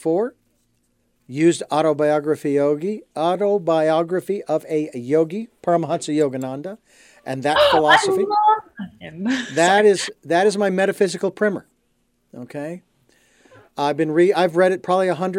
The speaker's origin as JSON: {"language": "English", "town": "Phoenix", "region": "Arizona", "country": "United States", "tie": "born or raised there", "said": "the Arizona Diamondbacks, that I grew up with in Phoenix"}